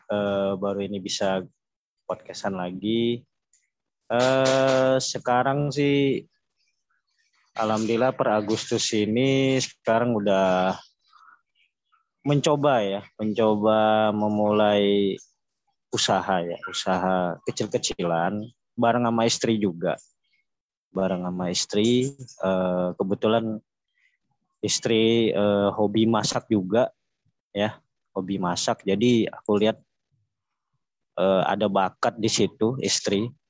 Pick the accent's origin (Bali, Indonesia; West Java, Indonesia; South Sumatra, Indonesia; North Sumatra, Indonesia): North Sumatra, Indonesia; Medan; kita eh, aku asli orang Medan ya.